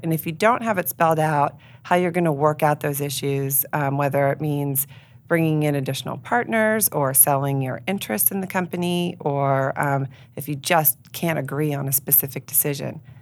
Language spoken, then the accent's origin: English; York, Pennsylvania, United States; I grew up here in York, and so I'm invested here in the York community